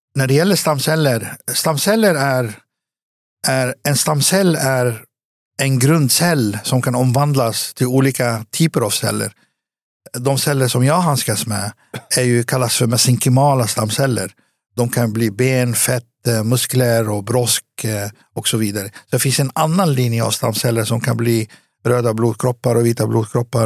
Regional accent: Västerås, Västmanland, Sweden; also born or lived in Beirut, Lebanon / Cyprus; jag växte upp i, i Västerås

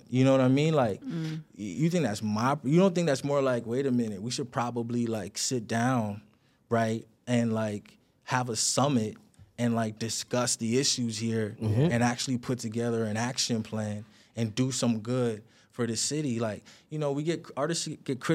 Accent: Toronto, Ontario, Canada; I'm an artist from Toronto

